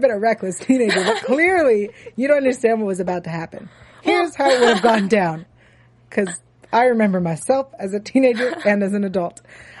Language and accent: English; Palo Alto, California, United States; Yeah, I'm from Palo Alto